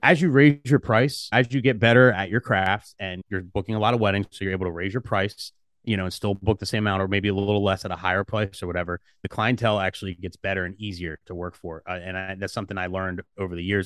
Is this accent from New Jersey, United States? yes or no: yes; New Jersey, United States; South Jersey, I'm from South Jersey.